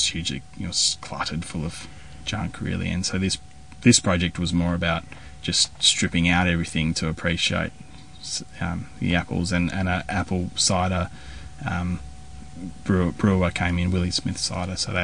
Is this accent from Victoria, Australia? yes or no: no; Tasmania, Australia; when I was young, growing up in Tasmania